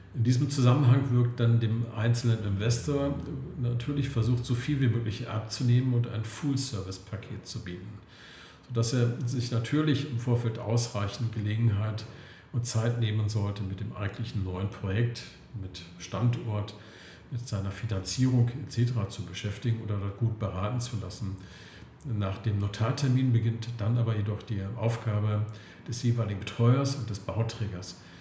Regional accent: Klötze, Saxony-Anhalt, Germany; moved away as an adult; also born or lived in Berlin; now in Potsdam, Germany; komme ursprünglich aus Sachsen-Anhalt, aus der wunderschönen Altmark, aus Klötze und lebe aber seit Mitte der 80er Jahren in Berlin oder jetzt vielmehr am Schwilosee in Potsdam

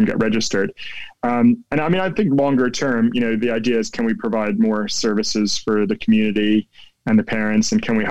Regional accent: New Jersey, United States; accent: American; moved away as an adult; now in London, United Kingdom; I grew up in New Jersey in the States, and I grew up in a small town

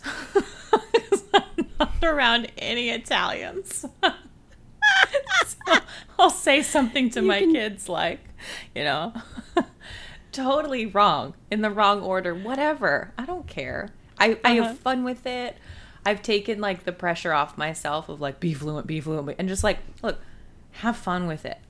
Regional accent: United States; my palate as an American

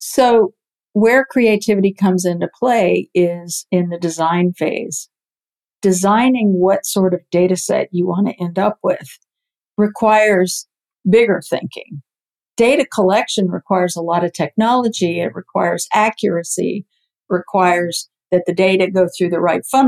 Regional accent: near the Cape, Florida, United States; I grew up near the Cape

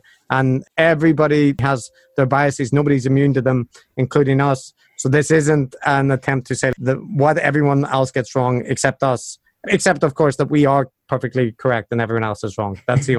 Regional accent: Northern Ireland, United Kingdom; accent: Belfast; now in Japan; I might have mentioned that I'm also from Northern Ireland, and I have lived outside for a while and now living in Japan, so my accent's a little bit strange, but it's mostly Belfast influenced in Northern Ireland.

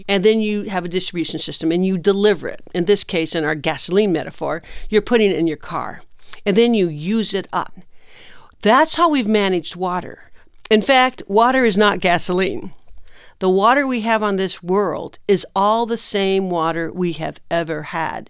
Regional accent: Imperial Valley, California, United States; I am from California, I am from the Imperial Valley

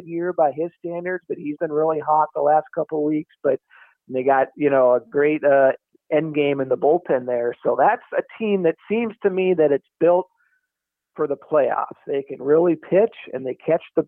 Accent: Seattle, Washington, United States; I grew up in Seattle, so I'm kind of a Mariners fan

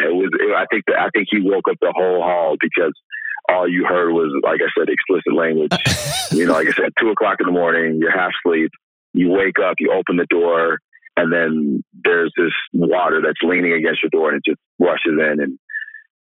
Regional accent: Milwaukee, Wisconsin, United States; also born or lived in Oak Creek, Wisconsin; I was born and raised in Milwaukee

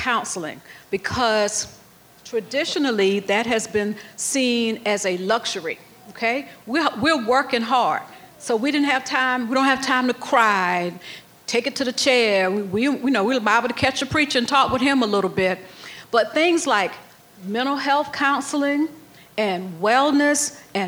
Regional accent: South Carolina, United States; I grew up in South Carolina

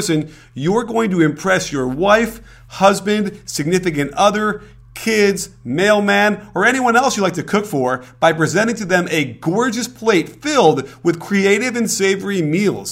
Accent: Chicago, Illinois, United States; I was a Bulls fan growing up in Chicago.

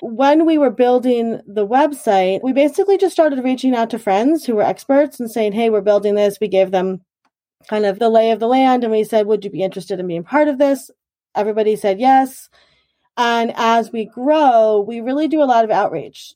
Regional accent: Huntington, New York, United States; also born or lived in Garden City, New York; I was born in Garden City, actually, and then I have lived in Huntington for most of my, all of my life.

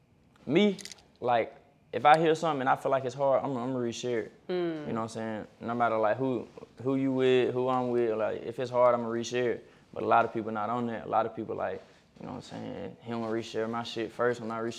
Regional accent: Alabama, United States

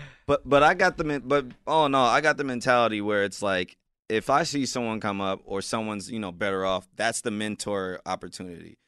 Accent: South Bend, Indiana, United States; now in Los Angeles, United States; being from Indiana and South Bend, being one of the few to make it out of there, I'm getting love back in my hometown

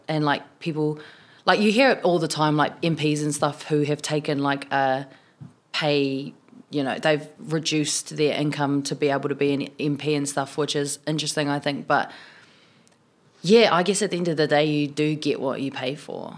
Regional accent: Tokoroa, Waikato, New Zealand; also born or lived in South Auckland; now in Wellington, New Zealand; I was born in South Auckland, grew up in the South Waikato in Tokoroa, and, um, now I live in Wellington

